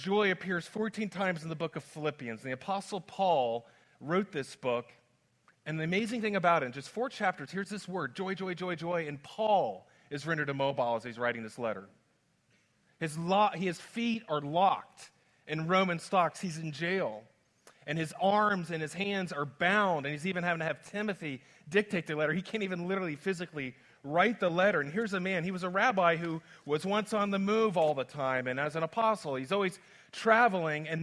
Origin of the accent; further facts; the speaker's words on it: Central Florida, United States; these weird places I grew up with in Central Florida